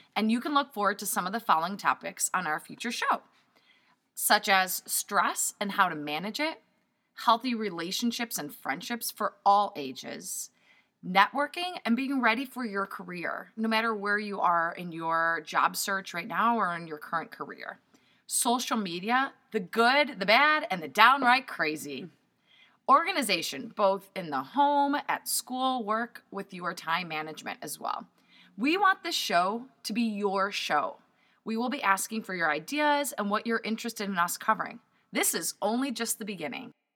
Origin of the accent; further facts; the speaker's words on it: Poland; moved away; I'm 100% Polish. I'm an immigrant from Poland